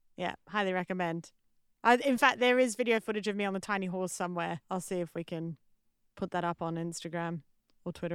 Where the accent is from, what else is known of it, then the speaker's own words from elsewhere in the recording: Australia; moved away; I'm Australian comedian, writer, and artist